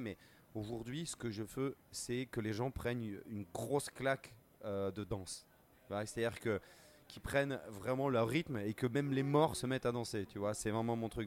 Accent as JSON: {"language": "French", "town": "Bordeaux", "region": "Nouvelle-Aquitaine", "country": "France", "tie": "born or raised there", "said": "j'ai grandi à Bordeaux en, écoutant des musiciens guinéens, sénégalais"}